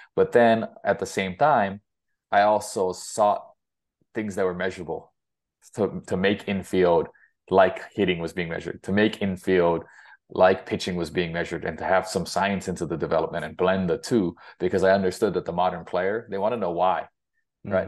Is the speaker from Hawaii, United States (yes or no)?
yes; Hilo, Hawaii, United States; moved away as an adult; also born or lived in Greeley, Colorado; now in Fort Collins, United States; I grew up in Gila, Hawaii